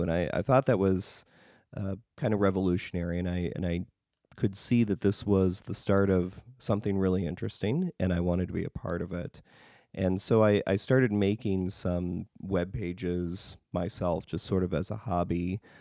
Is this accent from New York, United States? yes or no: no; northern Wisconsin, United States; now in Chicago, United States; I grew up in northern Wisconsin.